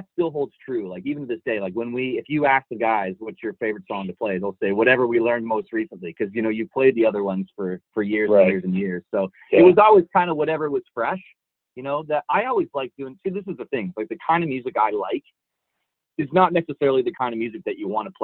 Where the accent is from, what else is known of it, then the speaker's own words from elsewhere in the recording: Niagara Falls, Ontario, Canada; I grew up in Niagara Falls.